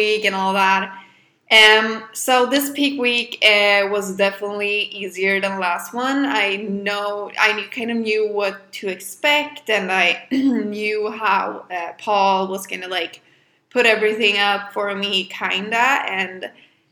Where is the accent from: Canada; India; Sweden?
Sweden; accent: Swedish; English is a second language; I'm not a native English speaker, so excuse some of my errors, and I hope you will enjoy my lovely Swedish accent.